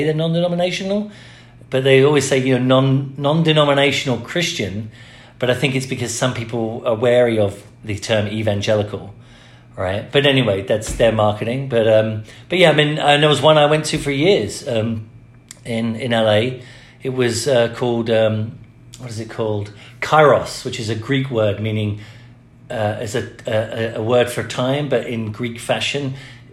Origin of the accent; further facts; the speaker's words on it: England, United Kingdom; now in United States; I grew up in the Church of England. When I moved to America, I couldn't go to the Church of England anymore